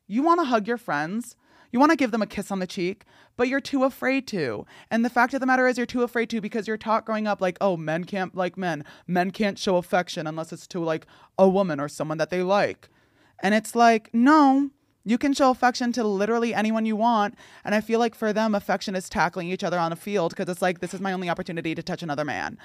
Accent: New Jersey, United States; born or raised there

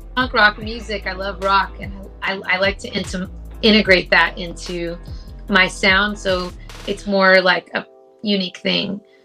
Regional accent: Los Angeles, California, United States; people from

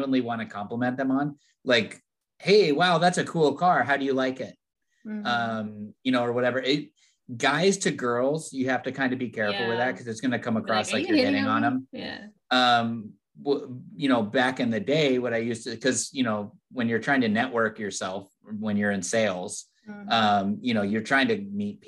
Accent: California, United States; I'm from California.

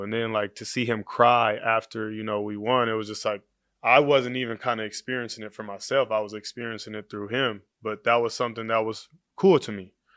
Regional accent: Oakland, California, United States; I grew up in Oakland

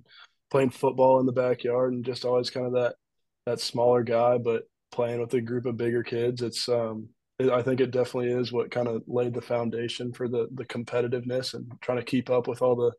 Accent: Marietta, Georgia, United States; I grew up in Marietta, Georgia

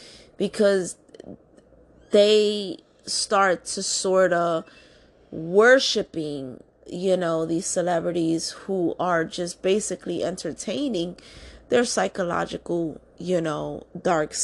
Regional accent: New York City, New York, United States; I'm born and raised in New York City

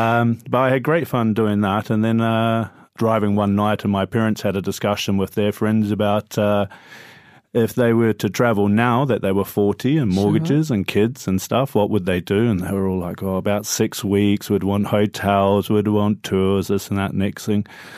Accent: New Zealand; now in London, United Kingdom; So I'm actually a Kiwi, which means I'm from New Zealand.

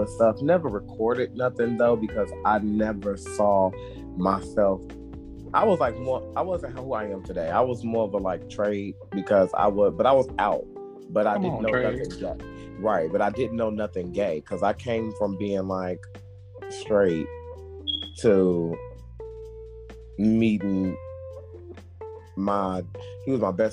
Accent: Harvey, United States; I coached the little league team that we had in Harvey, which was my hometown

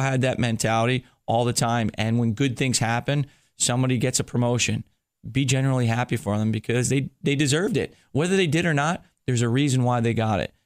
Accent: New Jersey, United States; I grew up in New Jersey

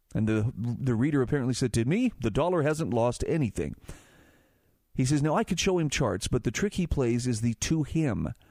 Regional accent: Utah, United States; my home state of Utah

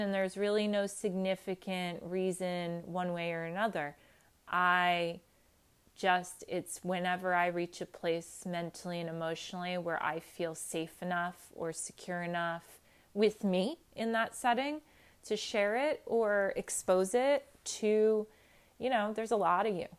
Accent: New Jersey, United States; straight from New Jersey

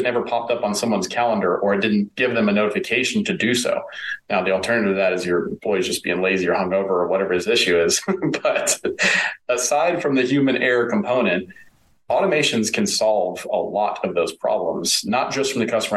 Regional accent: East Texas, United States; I grew up in East Texas.

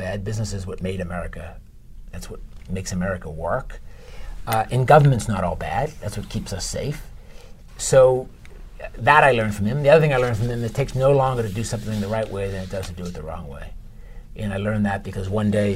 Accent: Watertown, Massachusetts, United States; we grew up in Watertown

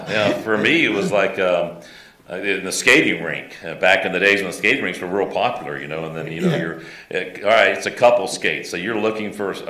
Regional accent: Tampa, Florida, United States; born or raised there

